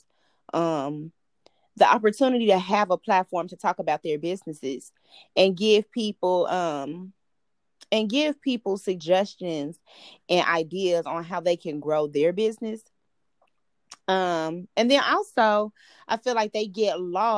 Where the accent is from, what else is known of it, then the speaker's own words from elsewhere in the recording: Chicago, Illinois, United States; I'm from Chicago.